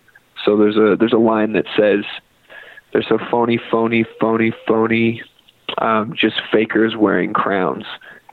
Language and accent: English; Fort St. John, British Columbia, Canada; also born or lived in Nashville / Kentucky / Vancouver; now in Calgary, Canada; No, we're actually from Fort St. John, B.C. So okay. Northern B.C., little oil town up there.